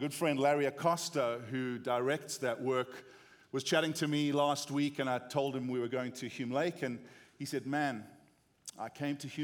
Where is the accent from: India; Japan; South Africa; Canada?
South Africa; accent: South African; moved away as an adult; now in United States; we grew up in South Africa